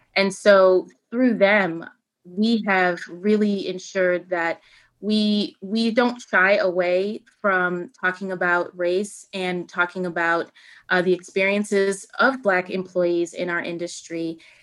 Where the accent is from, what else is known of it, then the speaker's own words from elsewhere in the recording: Buffalo, New York, United States; also born or lived in Kenya; the radio station in Buffalo where I grew up